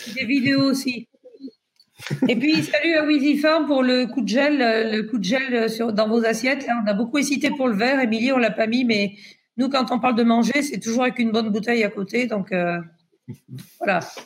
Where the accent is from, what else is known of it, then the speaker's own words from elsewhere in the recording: Pays de la Loire, France; je suis du Maine-et-Loire. Et le Maine-et-Loire, c'est un grand département de vin.